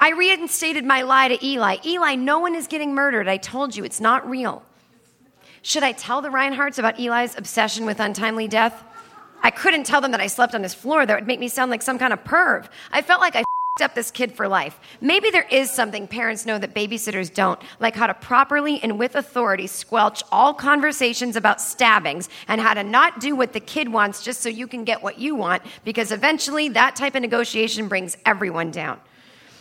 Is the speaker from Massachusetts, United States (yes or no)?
yes; Needham, Massachusetts, United States; where I grew up in Needham, Massachusetts